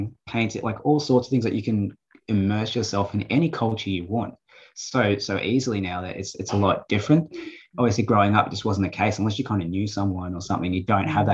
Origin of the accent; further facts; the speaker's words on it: Australia; also born or lived in Brazil; now in Gold Coast, Australia; I was born there, but I'm not really immersed in the culture